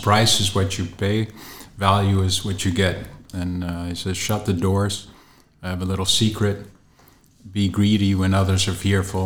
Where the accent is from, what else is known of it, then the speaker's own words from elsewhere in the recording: Canada; accent: English; also born or lived in Rotterdam; now in Netherlands; ik ben zelf opgegroeid in Canada, dus je hoort misschien een beetje een Engels tongval als ik aan het spreken ben